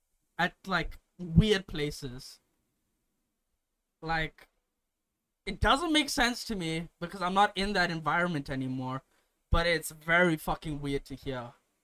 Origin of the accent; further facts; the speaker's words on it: Botswana; Come back to Botswana and I'm speaking a fucking South African accent to all my Botswana people and they're like, you sound a bit weird.